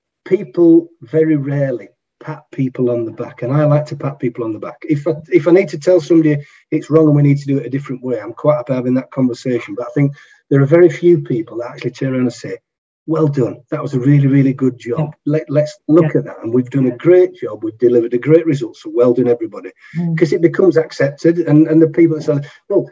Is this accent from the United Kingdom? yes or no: yes; Yorkshire and the Humber, United Kingdom; I'm a Yorkshireman